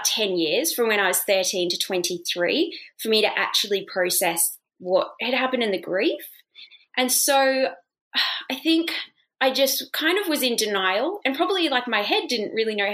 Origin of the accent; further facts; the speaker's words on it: Oxford, South East England, United Kingdom; moved away; I actually grew up in England, in Oxford